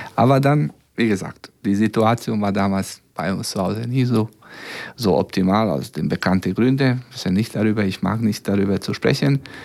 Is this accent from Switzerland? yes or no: no; Serbia; German is a second language; now in Braunschweig, Germany; aus Belgrad, aus meiner Heimat.